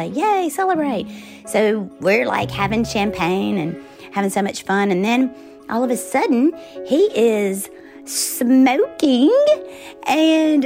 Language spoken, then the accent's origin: English; Forest, Mississippi, United States; moved away as an adult; I grew up in Forest, Mississippi, and I lived on the same street as a major chicken plant.